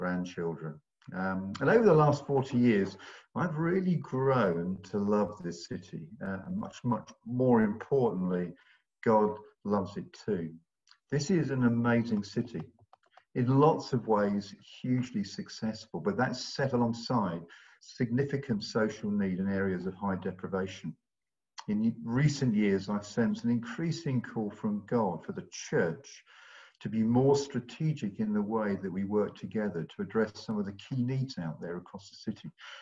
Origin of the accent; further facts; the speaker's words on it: London, United Kingdom; moved away as an adult; also born or lived in Bristol; now in Long Ashton, United Kingdom; We're originally from London, but we've moved to Bristol about 40 years ago